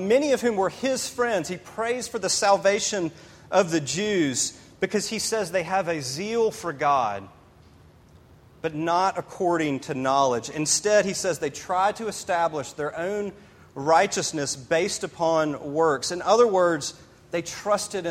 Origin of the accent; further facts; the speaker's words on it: Memphis, Tennessee, United States; now in Greenville, United States; I grew up in Memphis, Tennessee.